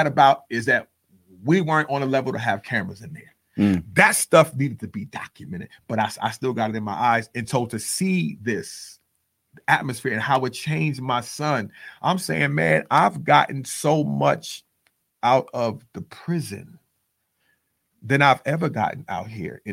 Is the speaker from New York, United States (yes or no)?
yes; New York City, New York, United States; also born or lived in Texas; now in Dallas-Fort Worth, United States; I'm from the Bronx, New York